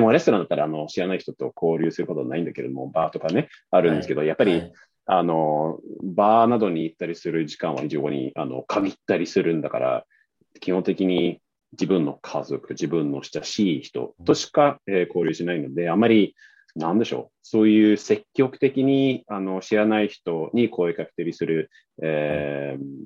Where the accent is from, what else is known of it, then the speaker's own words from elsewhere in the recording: northern Sweden, Sweden; Japanese is a second language; moved away as an adult; now in Tokyo, Japan; 特に僕のふるさとはそうなんですね。なので、あの、そういう視線で、あの、まあ、そういう環境で育ったので